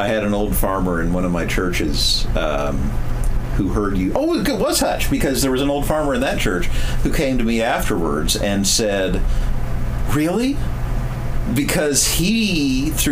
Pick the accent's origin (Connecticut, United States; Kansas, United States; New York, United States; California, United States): Kansas, United States; Wichita; also born or lived in Tescott, Kansas; I grew up in Wichita, a good-sized city, bigger than